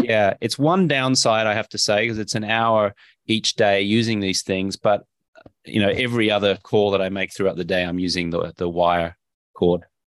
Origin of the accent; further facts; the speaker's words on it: Brisbane, Queensland, Australia; moved away as an adult; also born or lived in Austin, Texas; I grew up in Brisbane, Australia